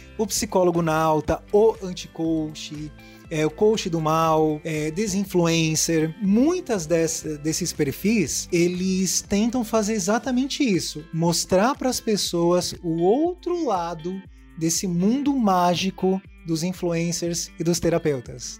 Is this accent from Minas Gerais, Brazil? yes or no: no; Santos, São Paulo, Brazil; na cidade que eu moro, eu sou de Santos, São Paulo